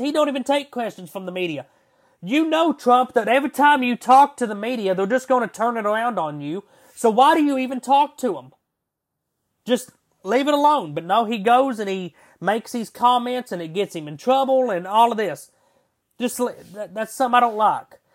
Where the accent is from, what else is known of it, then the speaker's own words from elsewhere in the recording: United States; we, as the American people